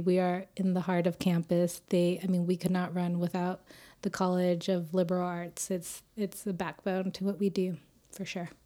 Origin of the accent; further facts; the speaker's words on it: Austin, Texas, United States; moved away as an adult; also born or lived in Houston / New York / Egypt; now in Las Vegas, United States; I was born and raised in Austin